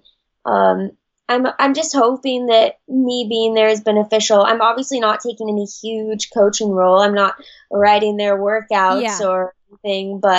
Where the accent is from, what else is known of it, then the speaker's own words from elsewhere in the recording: Kenai, Alaska, United States; moved away; I grew up in Kenai, Alaska, which is in South Central.